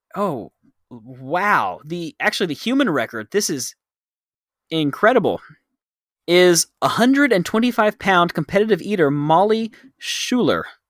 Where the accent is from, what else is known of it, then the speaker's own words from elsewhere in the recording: Dallas, Texas, United States; moved away as an adult; now in Thailand; growing up in Dallas, you could see stars